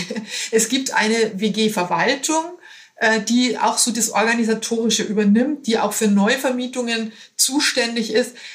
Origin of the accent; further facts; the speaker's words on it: Bavaria, Germany; now in Hamburg, Germany; Bayer in Hamburg, allerdings schon seit 21 Jahren.